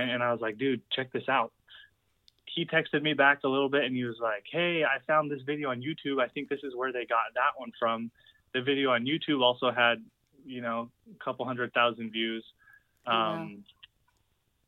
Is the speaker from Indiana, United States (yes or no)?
no; Utah, United States; born and raised in Utah